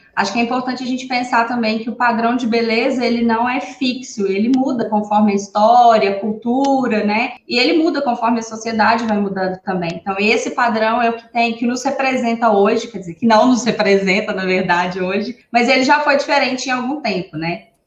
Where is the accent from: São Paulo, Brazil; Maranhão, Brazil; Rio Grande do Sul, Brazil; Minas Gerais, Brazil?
Minas Gerais, Brazil; Divinópolis; eu sou aqui de Divinópolis, Minas Gerais, cidade das meninas também.